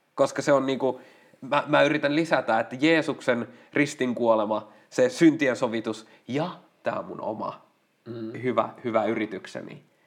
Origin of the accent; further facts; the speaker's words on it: Lapua, South Ostrobothnia, Finland; mä oon Lapualta